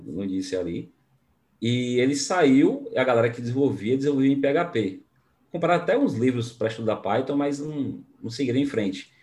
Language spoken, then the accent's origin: Portuguese; Bahia, Brazil; Baiano, porque eu sou baiano também, né? Da terra do, do dendê e leite